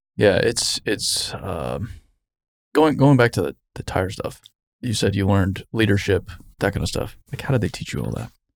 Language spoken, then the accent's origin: English; Arizona, United States; moved away; I grew up in Arizona